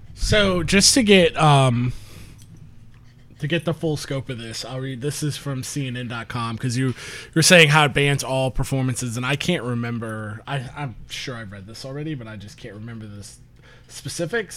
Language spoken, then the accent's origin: English; St. Petersburg, Florida, United States; moved away; I grew up in Saint Petersburg, like Tampa Bay